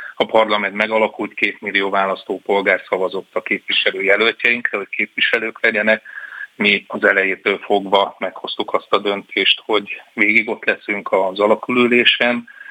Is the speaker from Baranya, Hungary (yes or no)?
yes; Pécs, Baranya, Hungary; én Pécsi vagyok